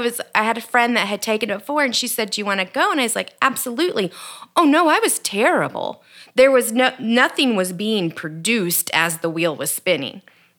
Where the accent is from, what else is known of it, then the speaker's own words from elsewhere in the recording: Texas, United States; moved away as an adult; also born or lived in Juarez, Mexico; now in Boone, United States; I grew up in Texas. I lived in the desert